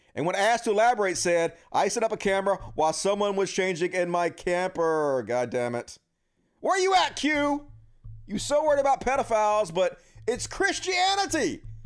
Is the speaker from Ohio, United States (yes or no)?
no; Mississippi, United States; I'm from Mississippi